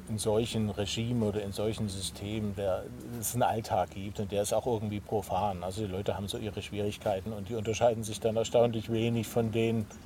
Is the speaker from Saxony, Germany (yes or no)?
yes; Dresden, Saxony, Germany; Ich bin ja in Ostdeutschland aufgewachsen, bin in Dresden geboren.